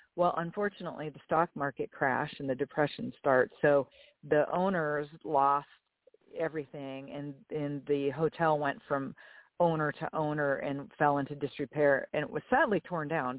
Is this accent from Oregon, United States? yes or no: no; Erie, Pennsylvania, United States; also born or lived in Purdue (Indiana); now in Myrtle Beach, United States; I was actually born and raised in Erie, Pennsylvania